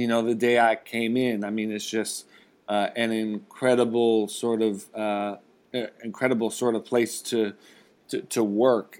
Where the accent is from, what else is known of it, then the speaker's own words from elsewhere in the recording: Rust Belt, United States; I grew up in the Rust Belt